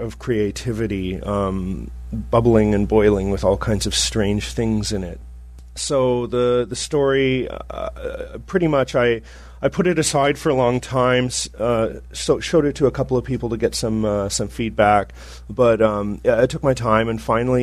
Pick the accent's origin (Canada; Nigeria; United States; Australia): Canada; I'm Canadian.